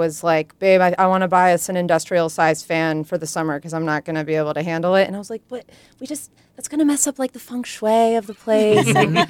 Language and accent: English; New England, United States; now in Los Angeles, United States; I'm from New England, and I like the change of seasons.